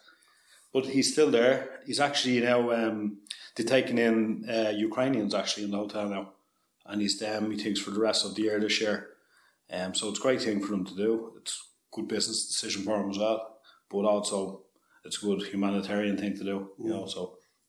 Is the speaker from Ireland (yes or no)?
yes; Balbriggan, Leinster, Ireland; I'm from Balbriggan originally